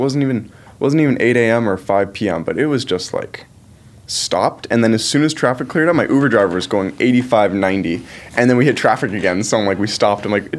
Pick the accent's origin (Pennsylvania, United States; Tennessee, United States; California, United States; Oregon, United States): Oregon, United States; because I'm from Oregon, so I'm just down in LA for a week here.